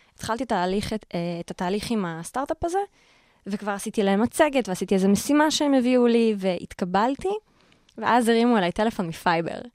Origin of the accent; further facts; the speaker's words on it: Karmiel, Northern District, Israel; moved away as an adult; now in Tel Aviv, Israel; כל החיים גדלתי בכרמיאל, לא הכרתי משהו אחר